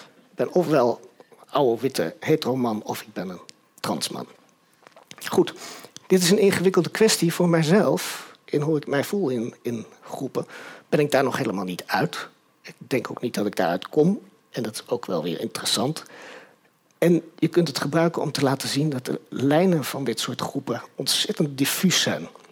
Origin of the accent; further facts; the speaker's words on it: Utrecht, Netherlands; also born or lived in Nijmegen; ik ben in Utrecht opgegroeid